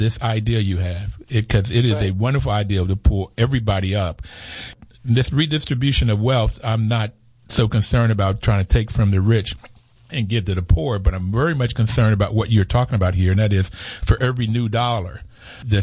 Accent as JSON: {"language": "English", "town": "Bluefield", "region": "West Virginia", "country": "United States", "tie": "born or raised there", "said": "growing up in Bluefield, West Virginia, in the coal fields of West Virginia, southern West Virginia"}